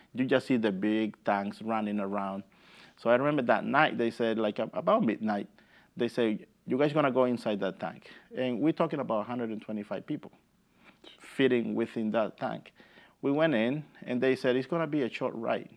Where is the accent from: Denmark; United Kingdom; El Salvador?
El Salvador; Usulután; English is a second language; now in Massachusetts, United States; I grew up in the city called Usulután